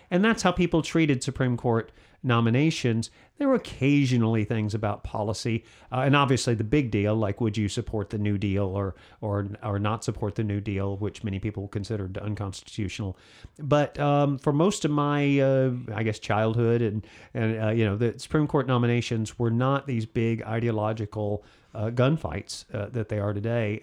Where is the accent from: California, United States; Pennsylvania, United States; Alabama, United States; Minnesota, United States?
Alabama, United States; I'm from Alabama